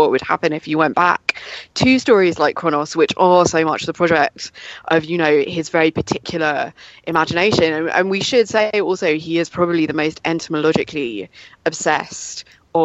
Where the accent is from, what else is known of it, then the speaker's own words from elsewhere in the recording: England, United Kingdom; growing up in England